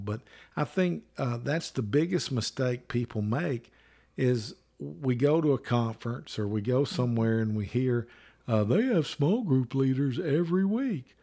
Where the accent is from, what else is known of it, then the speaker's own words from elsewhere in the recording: Alabama, United States; I'm from Alabama.